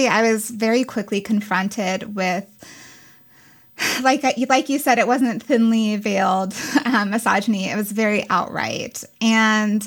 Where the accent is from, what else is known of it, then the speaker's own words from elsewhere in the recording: Castle Rock, Colorado, United States; moved away; I grew up in Castle Rock